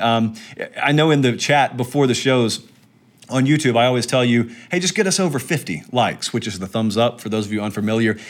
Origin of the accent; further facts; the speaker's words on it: Georgia, United States; growing up way down in Georgia